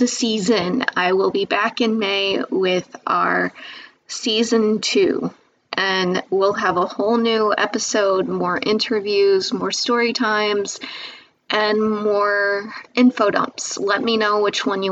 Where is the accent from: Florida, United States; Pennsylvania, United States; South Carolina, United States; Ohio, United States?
Pennsylvania, United States; I'm from Pennsylvania